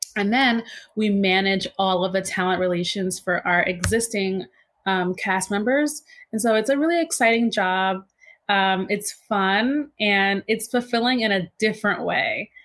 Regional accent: New York City, New York, United States; also born or lived in Harlem, New York City; I was born in Harlem, but then I my family moved us to Queens just because Harlem it wasn't super safe at the time. So I pretty much grew up in Queens

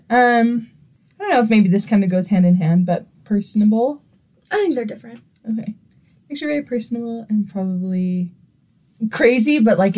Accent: Clinton, Utah, United States; I am from Clinton, Utah.

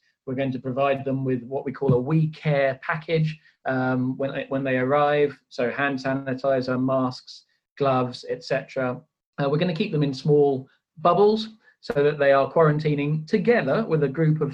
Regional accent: United Kingdom; I'm sitting here as a Brit. I'm also half Swedish

